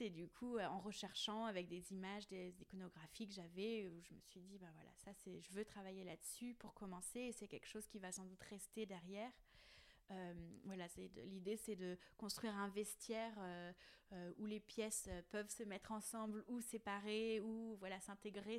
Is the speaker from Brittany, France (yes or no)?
yes; Plougastel-Daoulas, Brittany, France; Plougastel parce que voilà c'est là où j'ai grandi